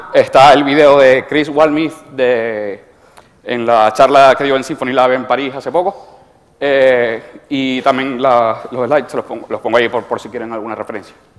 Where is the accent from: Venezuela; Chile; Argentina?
Venezuela; moved away as an adult; now in Spain; soy venezolano y a veces los términos españoles no, me, no los familiarizo